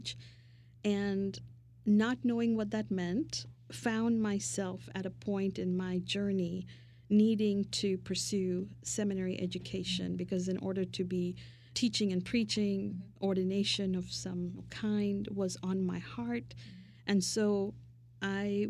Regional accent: Mumbai, Maharashtra, India; now in United States; my early days of growing up in Mumbai, India

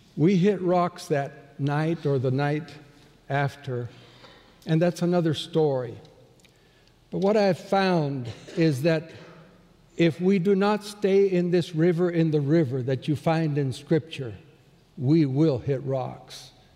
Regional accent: Bolivia; moved away; Growing up in Bolivia, as born and raised there

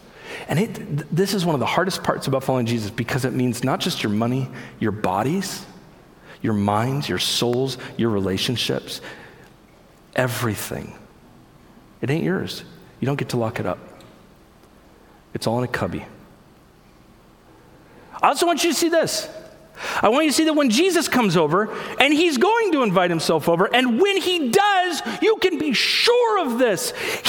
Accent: United States; I'm an American Christian

